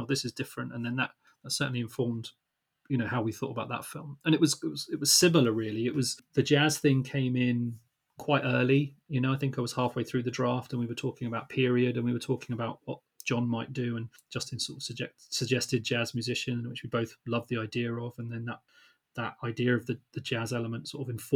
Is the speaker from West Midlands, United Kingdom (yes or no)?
no; Luton, East of England, United Kingdom; we're from Luton